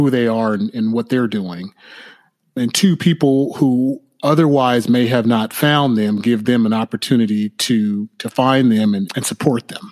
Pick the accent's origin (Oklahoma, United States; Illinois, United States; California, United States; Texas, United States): California, United States; Southern; moved away as an adult; also born or lived in Los Angeles / New York City; now in Oakland, United States; I came from Southern California in 1988 to attend Cal